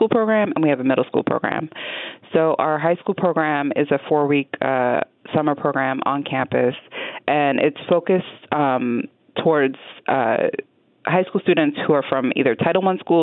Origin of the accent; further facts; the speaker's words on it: Washington, District of Columbia, United States; also born or lived in San Diego; now in Las Vegas, United States; I grew up in Washington, D.C., which is a very international city